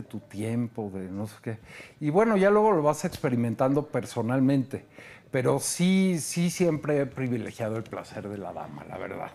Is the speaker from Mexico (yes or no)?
yes; Mexico; como mexicanos